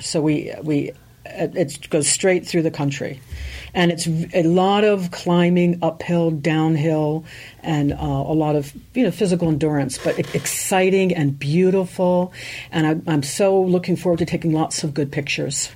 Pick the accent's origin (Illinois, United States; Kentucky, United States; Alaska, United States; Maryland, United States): Maryland, United States; eastern shore of; also born or lived in Germany; we grew up on the eastern shore of Maryland. We're actually immigrants from Germany, so I have a German heritage.